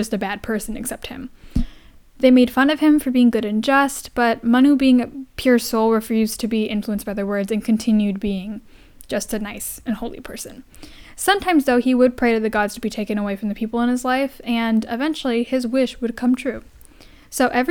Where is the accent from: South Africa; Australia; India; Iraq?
India; I am Indian, and that's something I grew up with.